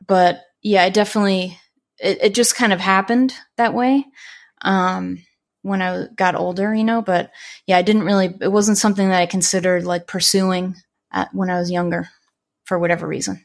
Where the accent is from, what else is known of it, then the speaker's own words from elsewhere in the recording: Long Island, New York, United States; now in Florida, United States; I used to actually take the train in from Long Island all the time when I was a kid